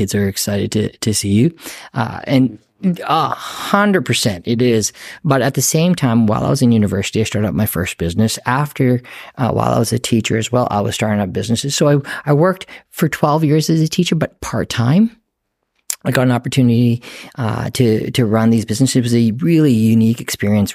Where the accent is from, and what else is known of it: Saskatoon, Saskatchewan, Canada; born or raised there